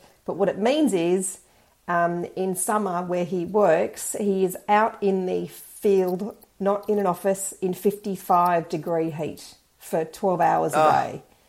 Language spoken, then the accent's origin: English; Sydney, New South Wales, Australia; now in Perth, Australia; Sydney, but I've lived all over.